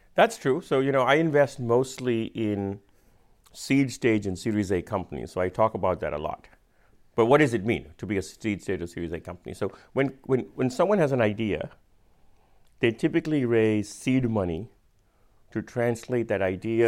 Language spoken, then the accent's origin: English; India; accent: Indian; my Indian accent